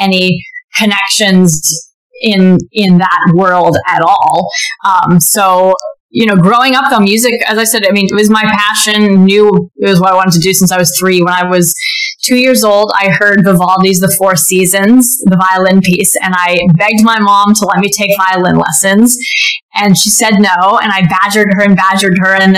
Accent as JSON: {"language": "English", "area": "Silicon Valley", "region": "California", "country": "United States", "tie": "born or raised there", "said": "I am from Silicon Valley"}